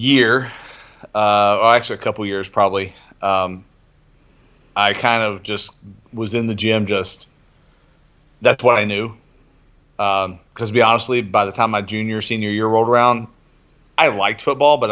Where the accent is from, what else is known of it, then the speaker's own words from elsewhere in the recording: Somerset, Kentucky, United States; moved away as an adult; also born or lived in south suburbs of Chicago, Illinois; now in Campbellsville, United States; I grew up in Somerset, Kentucky